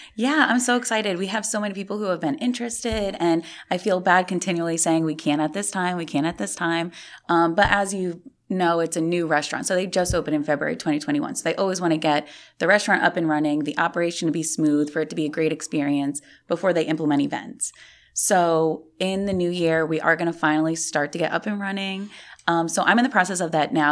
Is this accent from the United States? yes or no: yes; Jersey Shore, New Jersey, United States; moved away as an adult; also born or lived in New York City; now in Orlando, United States; I'm originally from Jersey